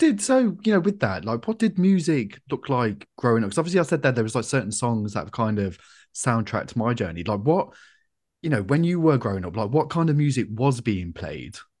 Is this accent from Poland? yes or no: no; Coventry, West Midlands, United Kingdom; I'm from Coventry.